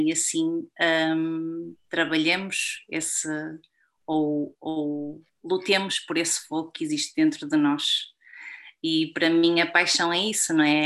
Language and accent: Portuguese; Portugal; como portuguesa